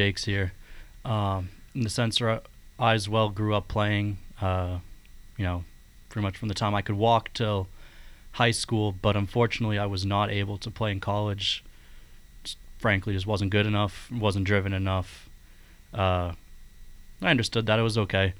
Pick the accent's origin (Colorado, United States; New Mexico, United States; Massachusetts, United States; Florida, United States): Massachusetts, United States; Braintree; my house where I grew up in Braintree, Massachusetts